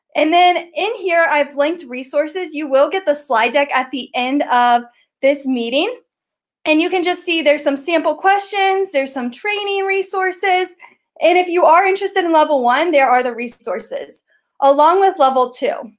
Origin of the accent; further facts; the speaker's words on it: Ohio, United States; I am from Ohio. I am the GEG co leader with Eric Kurtz for Ohio